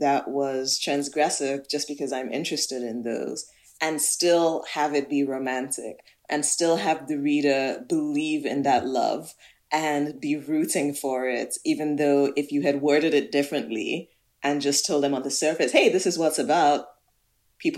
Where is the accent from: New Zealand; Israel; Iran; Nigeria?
Nigeria; southern Nigeria; born or raised there